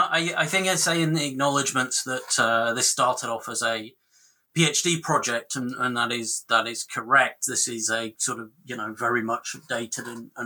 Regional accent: Rotherham, Yorkshire and the Humber, United Kingdom; I'm from the UK, as you can probably tell. And I'm from Rotherham, which is kind of sort of Rust Belt post-industrial town in the north of England.

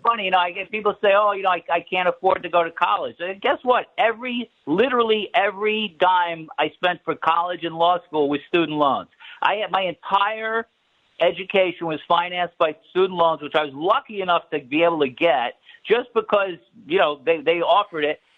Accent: New York City, New York, United States; moved away; I grew up in Brooklyn in Marine Park

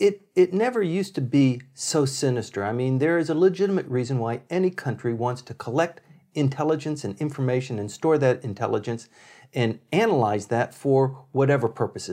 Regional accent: Okinawa, Japan; So I grew up in Okinawa, where the SR-71, the Blackbirds, and the later version was called the Habu, were stationed

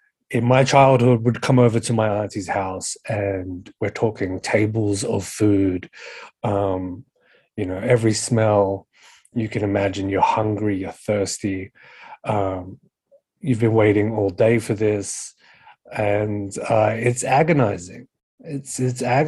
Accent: Sydney, New South Wales, Australia; I was born and raised in Western Sydney, in Liverpool, around Casula, Lanier, Warwick Farm areas

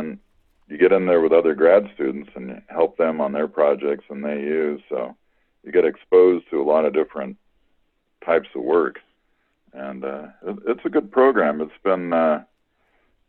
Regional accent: Southern California, United States; I grew up in Southern California

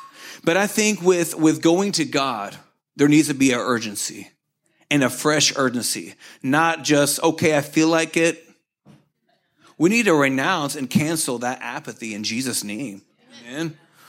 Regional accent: Oklahoma, United States; It's like I grew up with here in Oklahoma, you know, the nice brown lakes.

